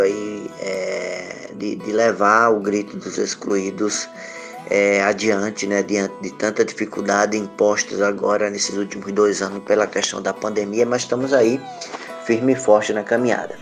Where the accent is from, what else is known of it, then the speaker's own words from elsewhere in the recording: Cabo de Santo Agostinho, Pernambuco, Brazil; also born or lived in Recife; now in Jaboatão dos Guararapes, Brazil; morei a maior parte da minha vida no Cabo Santo Agostinho e sou natural de Recife